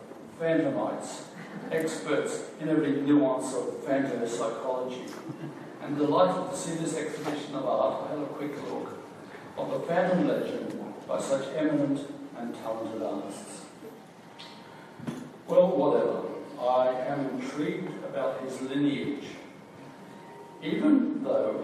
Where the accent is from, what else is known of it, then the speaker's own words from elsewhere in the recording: Brisbane, Queensland, Australia; also born or lived in Gordonvale, Queensland; I was born in Brisbane in 1938 and started school in Gordon Vale in the Appleton Tableland at the age of six.